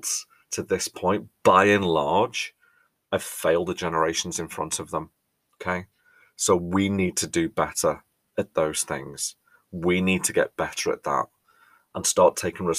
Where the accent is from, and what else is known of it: England, United Kingdom